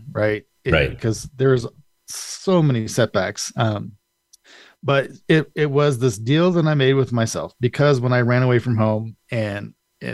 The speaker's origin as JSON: {"language": "English", "town": "Colorado Springs", "region": "Colorado", "country": "United States", "tie": "born or raised there", "also_born_or_lived": "Indio, California", "said": "I've been in Colorado Springs I call it home because I've been here since I was in second grade"}